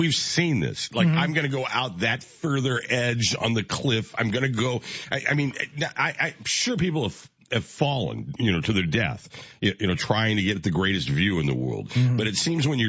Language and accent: English; Midwest, United States; growing up in the Midwest